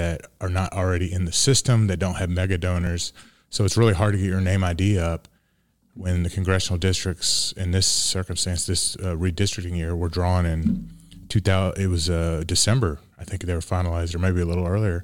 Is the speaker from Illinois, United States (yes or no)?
no; Montgomery County, Texas, United States; I'm from Montgomery County, Texas